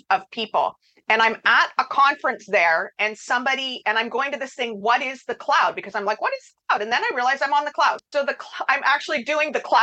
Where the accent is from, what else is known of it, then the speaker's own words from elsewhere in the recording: Canada; I'm Canadian